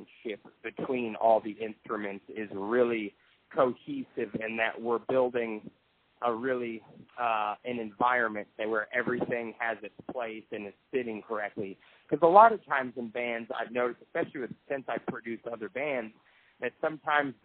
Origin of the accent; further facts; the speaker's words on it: Tennessee, United States; we're from Tennessee